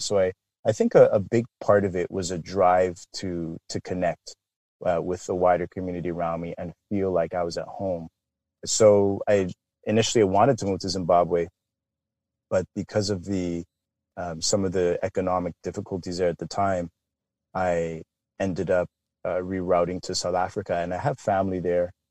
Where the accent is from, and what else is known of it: Canada; born or raised there; also born or lived in London, England